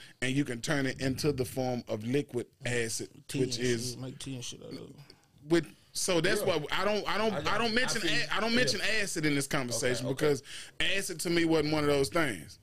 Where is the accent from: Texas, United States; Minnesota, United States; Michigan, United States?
Texas, United States; Texarkana, East Garland; growing up in Texarkana, right, and East Garland